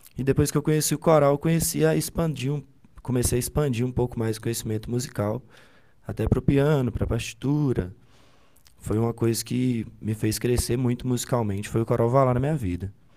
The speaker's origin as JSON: {"language": "Portuguese", "town": "Ubaporanga", "region": "Minas Gerais", "country": "Brazil", "tie": "born or raised there", "moved": "as an adult", "lives_now": "Viçosa, Brazil", "said": "eu nasci em Ubaporanga, uma cidade muito pequenininha, aqui em Minas Gerais"}